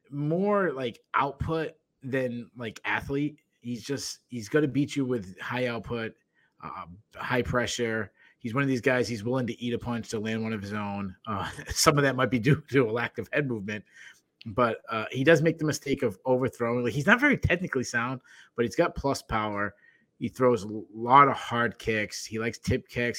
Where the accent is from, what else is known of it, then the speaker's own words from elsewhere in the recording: New England, United States; accent: New England; my New England accent